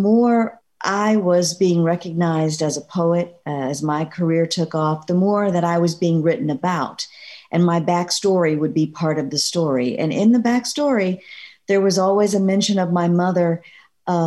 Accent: Gulfport, Mississippi, United States; I grew up in Mississippi in a very tight-knit African-American community

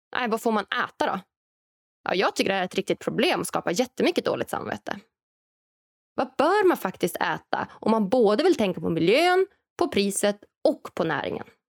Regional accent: Norrland, Sweden; framtidslandet Norrland, där jag kommer ifrån

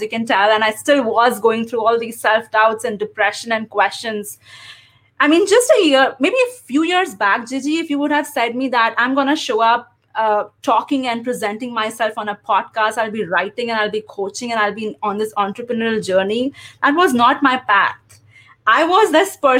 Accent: India; first language English; moved away as an adult; also born or lived in Chicago, United States; now in United States; I am originally from India, and I relocated to the US after marriage

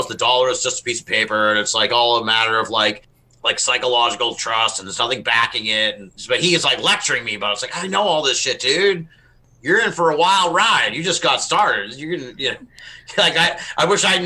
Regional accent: Massachusetts, United States; we're all from Massachusetts

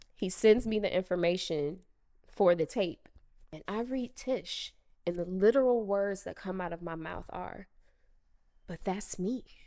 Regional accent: Cincinnati, Ohio, United States; moved away as an adult; also born or lived in Chicago; growing up in Cincinnati, Ohio

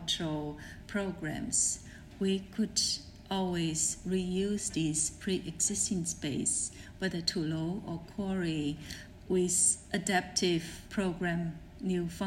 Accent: Fujian, China; I'm from Fujian region.

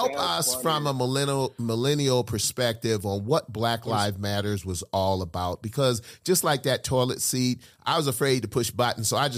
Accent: South Carolina, United States; accent: Geechee; I'm a Geechee from South Carolina

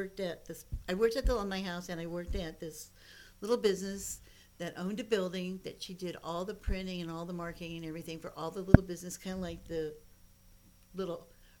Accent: Ohio, United States; moved away as an adult; I'm from Ohio originally. I'm a Buckeye. Graduated from Ohio State.

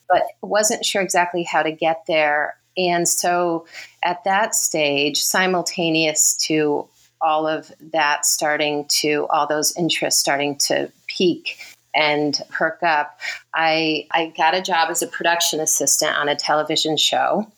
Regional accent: Redlands, California, United States; moved away as an adult; also born or lived in Connecticut / Los Angeles; now in New Zealand; I was born in Connecticut, but then moved to California in 1980. So I was in elementary school and went to school. We moved to Riverside, Loma Linda, Redlands area

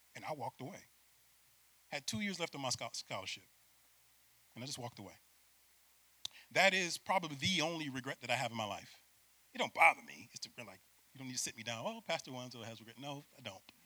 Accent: Syracuse, New York, United States; moved away as an adult; I'm from Syracuse, New York, play for UCF

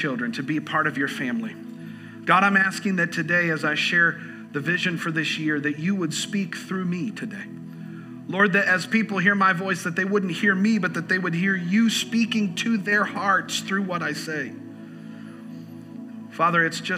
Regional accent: Southwest Florida, United States; I grew up in Southwest Florida, so I grew up going to Disney World a lot

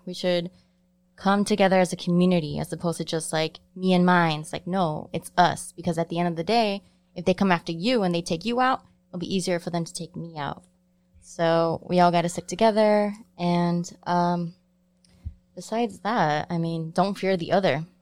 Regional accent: Chicago, Illinois, United States; also born or lived in Cicero; I grew up in Pilsen

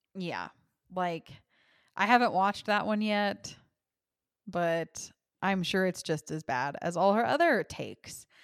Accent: Texas, United States; I was raised in the Bible Belt in Texas in a Christian home

